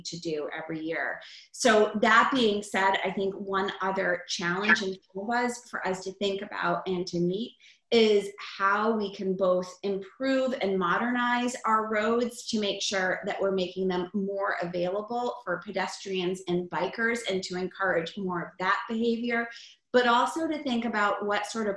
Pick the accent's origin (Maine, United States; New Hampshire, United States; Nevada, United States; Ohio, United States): Maine, United States; Freeport; I have served as state representative in my hometown of Freeport